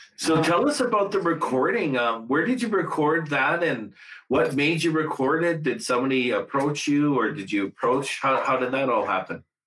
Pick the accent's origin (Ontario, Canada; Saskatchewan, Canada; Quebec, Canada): Saskatchewan, Canada; Gordon's First Nation; I'm actually from uh, Gordon's First Nation uh, in Saskatchewan